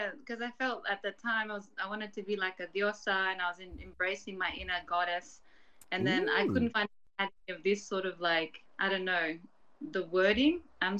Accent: Australia; I was born and raised in Australia, first gen. But my family, they were living in Chile

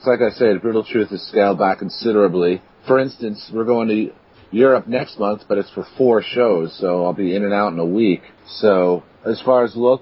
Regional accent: New York City, New York, United States; moved away as an adult; now in Rochester, United States; I'm originally from New York City, and that's where BT and Nuclear were based around. But I've lived up here in Rochester for about, 12 years now

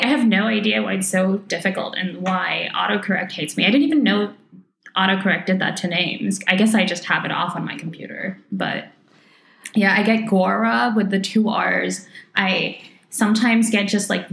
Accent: Indonesia; moved away; I grew up in Indonesia

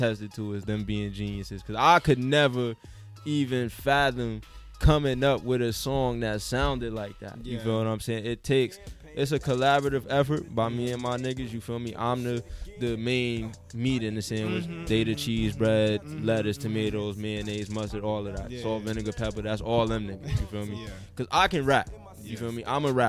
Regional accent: New York City, New York, United States; I'm from the Ville

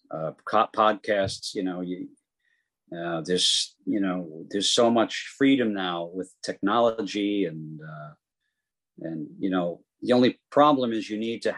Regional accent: New York City, New York, United States; I'm from Queens.

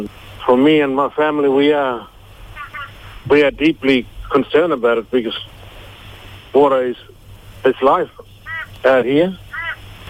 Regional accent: Marlinja, Northern Territory, Australia; I'm a Mudburra man. And I'm from the Northern Territory, a place called Malinja, near Elliot, and the Northern Territory.

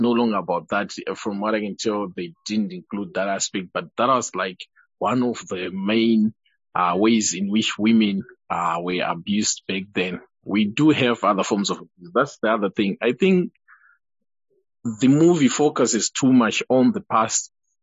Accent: Eastern Highlands, Manicaland, Zimbabwe; from where I come from, I come from the Eastern Highlands, we use Shonglish

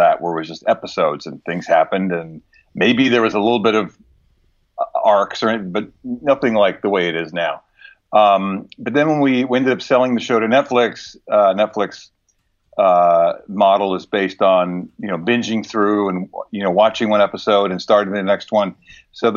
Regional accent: New Jersey, United States; my growing up in New Jersey

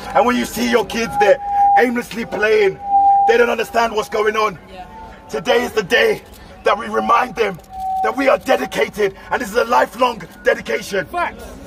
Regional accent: London, United Kingdom; I'm 28 years old, born and raised in London

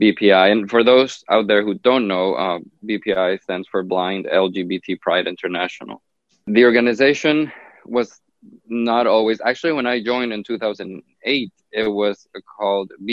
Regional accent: Honduras; now in Miami, United States; I was actually born and raised in Honduras, in Central America.

